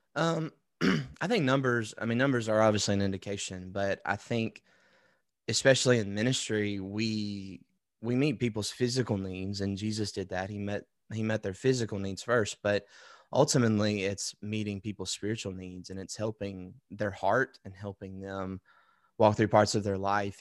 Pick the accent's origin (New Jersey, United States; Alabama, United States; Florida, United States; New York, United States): Alabama, United States; Wetumpka; I'm from Wetumpka, Alabama, which is outside of Montgomery, and my parents still live there